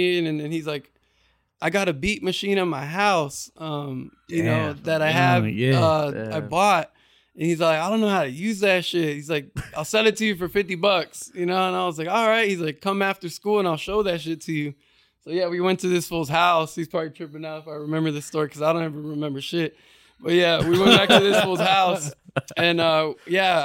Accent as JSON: {"language": "English", "town": "Garden Grove", "region": "California", "country": "United States", "tie": "born or raised there", "also_born_or_lived": "Moreno Valley, California", "said": "Like, this is where I grew up. I was born in Garden Grove. You know, my parents met in Santa Ana. Like, you know, I'm a product of Orange County"}